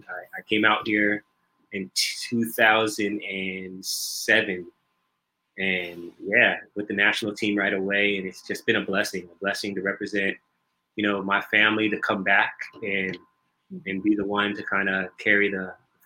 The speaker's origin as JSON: {"language": "English", "country": "United States", "tie": "born or raised there", "lives_now": "Philippines", "said": "Manila's actually the longest I've lived in any one city. I grew up in the States and was always on the move."}